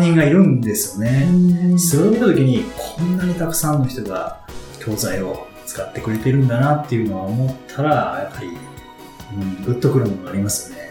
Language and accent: Japanese; Kanto, Japan; 僕も関東出身なので